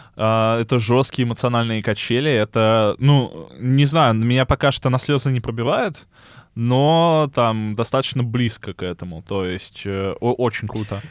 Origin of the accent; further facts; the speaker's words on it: Chernozemye, Central Black Earth Region, Russia; я из Черноземья